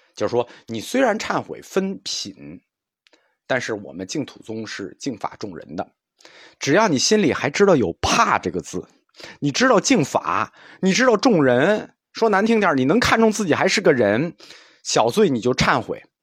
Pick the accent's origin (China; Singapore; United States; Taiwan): China; 我们中国人终极的可以期待的美好世界